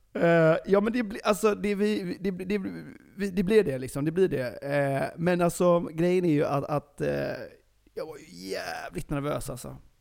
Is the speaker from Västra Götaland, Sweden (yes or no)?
yes; Gothenburg, Västra Götaland, Sweden; jag är ju från Göteborg